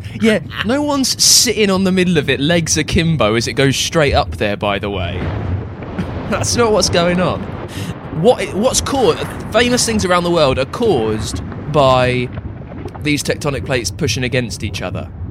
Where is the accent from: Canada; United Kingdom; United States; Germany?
United Kingdom; England; we're English